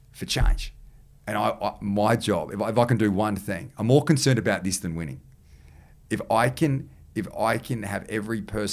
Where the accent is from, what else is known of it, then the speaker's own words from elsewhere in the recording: New South Wales, Australia; I'm the Premier and I'm from New South Wales